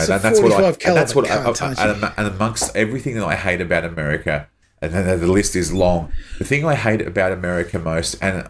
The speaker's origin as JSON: {"language": "English", "country": "Australia", "tie": "born or raised there"}